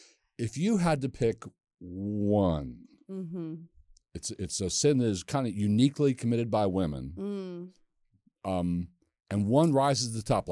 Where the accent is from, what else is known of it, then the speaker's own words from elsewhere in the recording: Westminster, Maryland, United States; we're both from the same town in Maryland. We're both from Westminster.